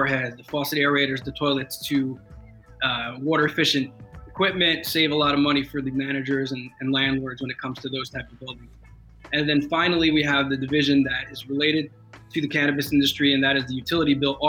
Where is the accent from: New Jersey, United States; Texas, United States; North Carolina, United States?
New Jersey, United States; Marlboro; I'm born and raised in New Jersey, Jersey Shore boy. Grew up in a small town in Monmouth County called Marlboro, New Jersey